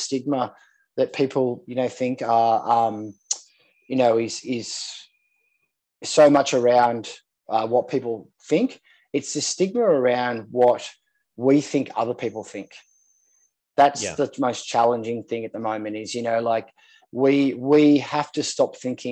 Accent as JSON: {"language": "English", "town": "Sydney", "region": "New South Wales", "country": "Australia", "tie": "born or raised there", "said": "I grew up in Manly. on Manly Beach here in Sydney"}